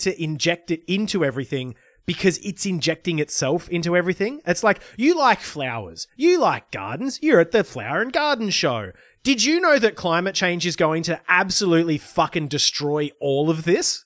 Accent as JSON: {"language": "English", "town": "Lismore", "region": "New South Wales", "country": "Australia", "tie": "born or raised there", "said": "my hometown might not be rebuilt because of flooding exacerbated by climate change"}